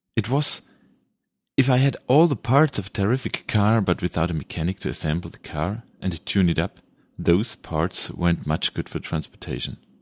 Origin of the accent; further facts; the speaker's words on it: Germany; first language German; English is a second language; Sorry for my pronunciation. This is coming from Germany, so my mother tongue is German